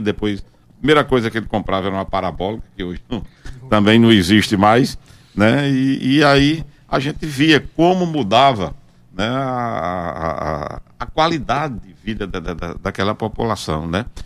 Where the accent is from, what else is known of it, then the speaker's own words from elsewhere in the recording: Sousa, Paraíba, Brazil; also born or lived in João Pessoa / Recife; terminei retornando exatamente para minha cidade natal, que era Souza